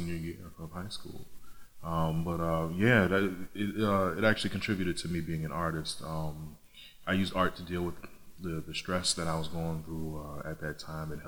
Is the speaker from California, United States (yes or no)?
no; Hartford, Connecticut, United States; also born or lived in Manchester, Connecticut; I grew up in and around the Hartford area my entire childhood